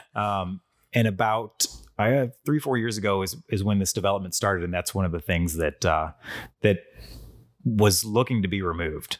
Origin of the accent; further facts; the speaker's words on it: North County, Missouri, United States; I grew up in North County.